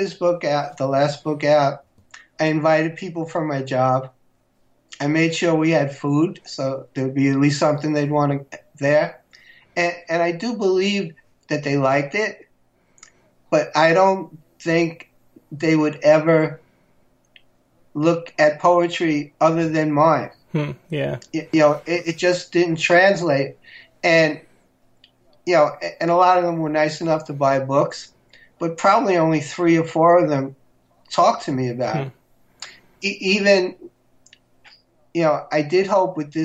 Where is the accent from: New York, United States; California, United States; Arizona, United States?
New York, United States; New York City; Back in the 60s when I grew up in Queens, my section was really segregated